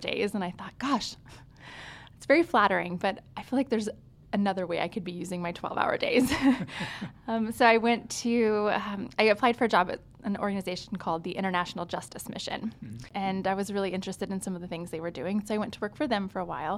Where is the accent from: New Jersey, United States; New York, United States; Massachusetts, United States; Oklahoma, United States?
Oklahoma, United States; Tulsa; also born or lived in Lawrence, Kansas / Dallas, Texas; now in Houston, United States; grew up in Tulsa, Oklahoma, and find myself here in Houston now